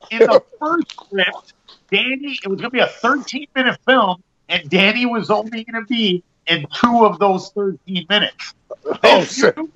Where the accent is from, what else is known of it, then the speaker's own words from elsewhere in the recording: Canada; you guys are American, but I'm Canadian.